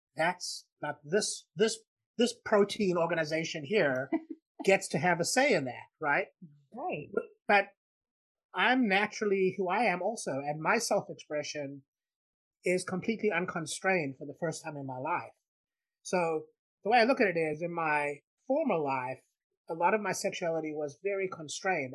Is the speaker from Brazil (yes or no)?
no; South Africa; I grew up in South Africa